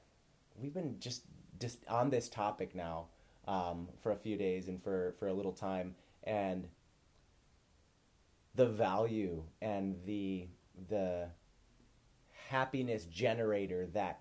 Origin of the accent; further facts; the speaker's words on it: Midwest, United States; growing up in the Midwest